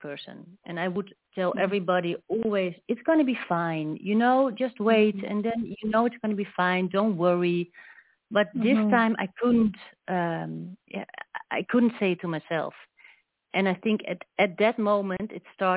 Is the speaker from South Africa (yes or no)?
no; Netherlands; I'm from Holland